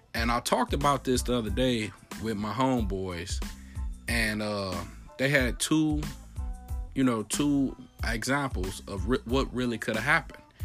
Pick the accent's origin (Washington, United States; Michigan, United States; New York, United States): Michigan, United States; Detroit; I'm from Detroit, Michigan.